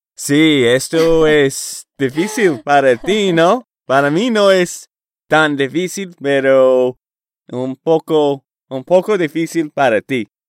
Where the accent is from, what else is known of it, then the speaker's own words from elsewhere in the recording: Boston, Massachusetts, United States; Spanish is a second language; moved away as an adult; also born or lived in Portland, Oregon / Texas; mi familia y yo fuimos a Boston, Massachusetts, y vivíamos allá por el resto de mi juventud